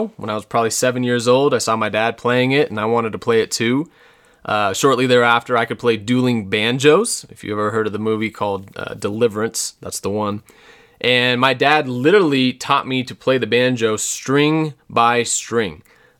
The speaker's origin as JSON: {"language": "English", "town": "Parker", "region": "Colorado", "country": "United States", "tie": "born or raised there", "also_born_or_lived": "Wind River Indian Reservation, Wyoming", "said": "I was born in 1985 in Wyoming on the Wind River Indian Reservation. And shortly thereafter, we moved to Parker, Colorado for my dad's first job."}